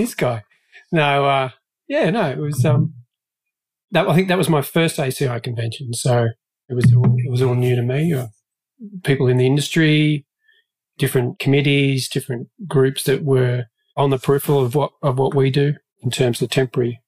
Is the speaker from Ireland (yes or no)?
no; Australia; moved away as an adult; now in Dallas, United States; I'm a little bit further South